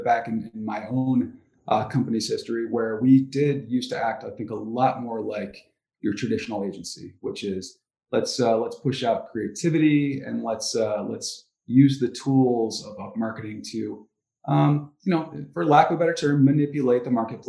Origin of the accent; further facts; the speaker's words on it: Ann Arbor, Michigan, United States; I grew up in Ann Arbor, so I'm still here